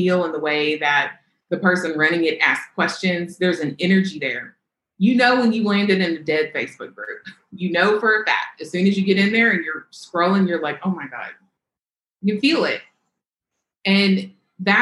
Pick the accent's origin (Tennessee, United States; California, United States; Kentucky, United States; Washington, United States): Kentucky, United States; I grew up in Kentucky